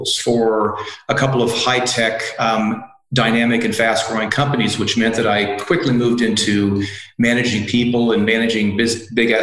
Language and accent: English; Iowa, United States; first language English; moved away as an adult; also born or lived in California; I was born and raised right in the middle of the U.S., in a place called Iowa, and I studied there.